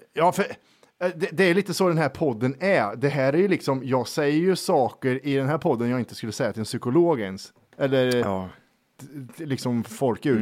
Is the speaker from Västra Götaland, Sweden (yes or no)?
no; Värmland, Sweden; vi är från Värmland